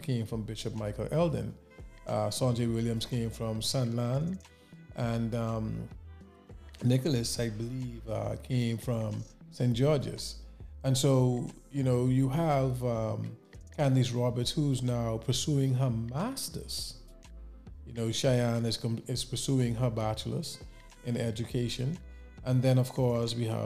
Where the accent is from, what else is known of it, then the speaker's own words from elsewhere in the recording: Nassau, New Providence, Bahamas; growing up in the Bahamas, in Nassau in particular, in the capital, as a young man